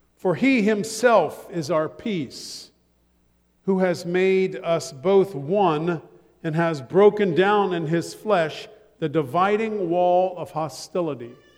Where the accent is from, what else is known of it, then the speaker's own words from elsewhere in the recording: Ohio, United States; I'm from Ohio, so we wash things in the blood